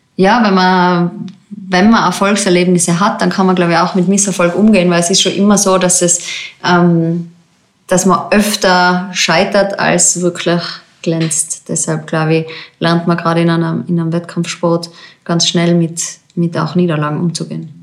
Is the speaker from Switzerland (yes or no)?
no; Zillertal, Tyrol, Austria; Das ist eigentlich mein Heimgebiet, wo ich aufgewachsen bin